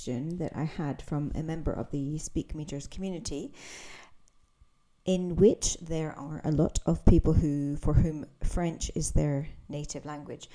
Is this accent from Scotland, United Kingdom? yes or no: yes; Scotland, United Kingdom; I'm an English teacher from Scotland